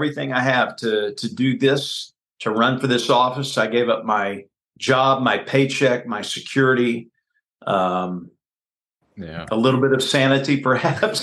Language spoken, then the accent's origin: English; Baytown, Texas, United States; moved away as an adult; also born or lived in Waco, Texas / West Palm Beach, Florida / Dallas, Texas / Houston, Texas; now in Kansas City, United States; I grew up in Baytown, Texas, which is 20 miles east of Houston on the Houston Ship Channel.